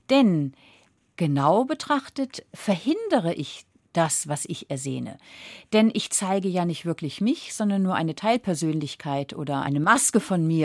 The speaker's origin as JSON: {"language": "German", "town": "Flensburg", "region": "Schleswig-Holstein", "country": "Germany", "tie": "born or raised there", "said": "Aber ich komme ja vom Meer, ich komme von Flensburg. Das heißt, ich bin an der Ostsee aufgewachsen."}